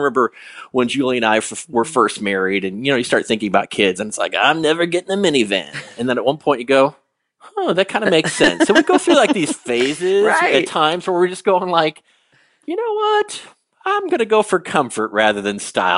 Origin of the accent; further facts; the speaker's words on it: Chicago, Illinois, United States; because we're from Chicago.